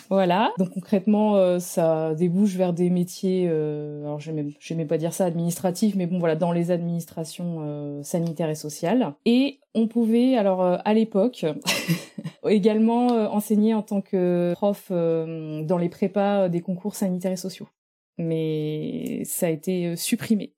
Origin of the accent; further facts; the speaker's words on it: Normandy, France; moved away as an adult; also born or lived in Brittany / Nantes; je suis originaire de la Normandie